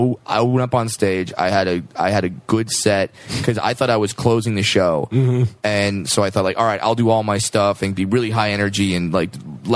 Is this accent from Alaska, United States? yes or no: no; Southern California, United States; I was born and raised in Southern California.